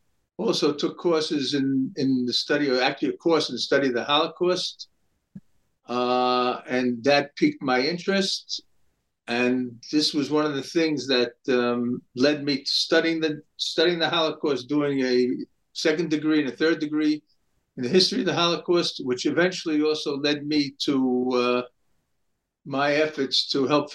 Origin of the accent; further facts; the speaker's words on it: New York City, New York, United States; now in Israel; I grew up in New York City in Brooklyn in an modern Orthodox home